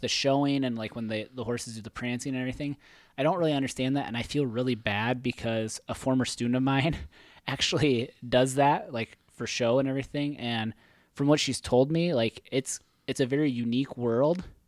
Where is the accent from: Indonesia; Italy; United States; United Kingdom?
United States; Hayward; my hometown, Hayward